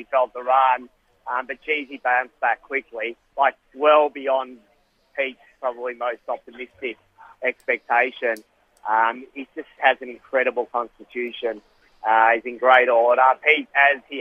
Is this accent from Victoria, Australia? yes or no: yes; Melbourne, Victoria, Australia; moved away; getting back to Melbourne, my hometown